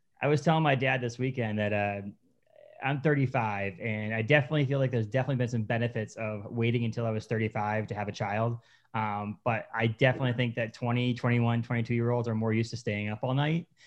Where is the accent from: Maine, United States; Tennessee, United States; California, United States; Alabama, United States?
Maine, United States; Kittery; also born or lived in Newburyport, Massachusetts / Massachusetts; now in Bangor, United States; I was born in Massachusetts, born in Norburyport, and spent 10 years in Kittery. Went back to Massachusetts for 10 years, and I've been back up in Maine, up in the Bangor area